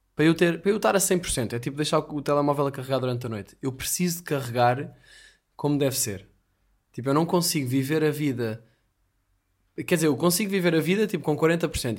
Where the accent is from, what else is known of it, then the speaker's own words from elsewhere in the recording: Portugal; continuo aqui pelo, pelos Algarves, como um bom português